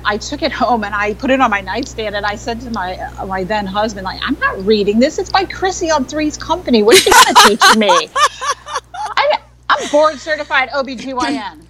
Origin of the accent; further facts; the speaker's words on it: New York City, New York, United States; I grew up in New York City, in Manhattan